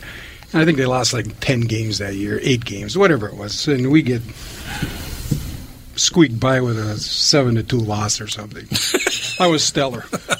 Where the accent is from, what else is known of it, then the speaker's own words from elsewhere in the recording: Eveleth, Minnesota, United States; I grew up in Eveleth, Minnesota